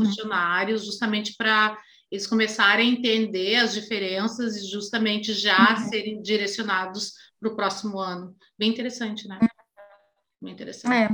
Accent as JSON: {"language": "Portuguese", "country": "Brazil", "said": "a gente, como brasileiros"}